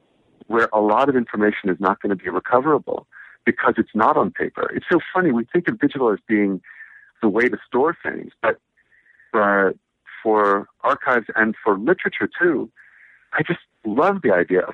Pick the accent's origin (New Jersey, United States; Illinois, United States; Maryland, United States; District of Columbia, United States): District of Columbia, United States; Washington; now in New York, United States; I was born in Washington, D.C., and I was raised in Washington, D.C., in the city, in Adams Morgan